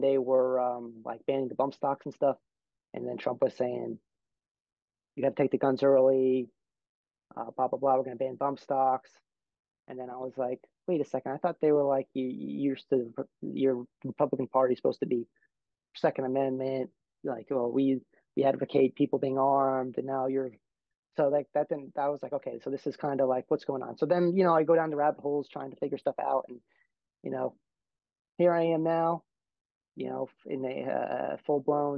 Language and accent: English; New Jersey, United States; moved away; I'm originally from New Jersey. So that's a deep blue state, one of the bluest states in the country, but I'm from like a red area of a blue state